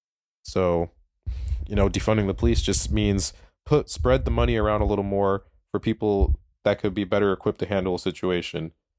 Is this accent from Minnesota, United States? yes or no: yes; Minneapolis, Minnesota, United States; I'm from Minneapolis. My parents had to my mom had to move us out to a suburb to get a good education